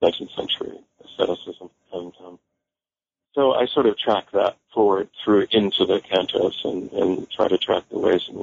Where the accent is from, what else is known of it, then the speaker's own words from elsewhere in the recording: Bay Area, California, United States; also born or lived in New York / Paris / Santa Cruz; I was born and raised in California. I grew up in the Bay Area.